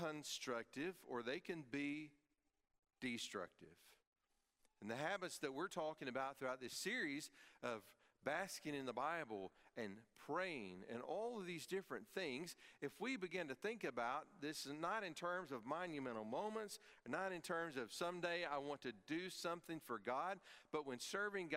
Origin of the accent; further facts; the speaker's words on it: East Tennessee, United States; When I grew up in East Tennessee, there was a tourist attraction nearby called Forbidden Caverns